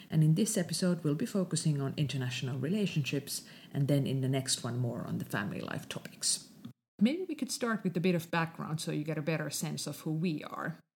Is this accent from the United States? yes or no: no; Finland; first language Finnish; English is a second language; I decided to start in Finnish as it is my mother tongue